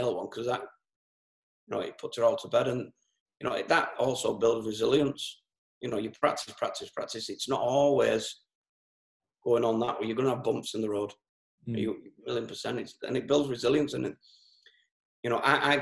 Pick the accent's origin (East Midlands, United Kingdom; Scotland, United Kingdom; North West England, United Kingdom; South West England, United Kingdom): North West England, United Kingdom; Merseyside; I'm born and bred in Merseyside, which it took over Lancashire just before I was born.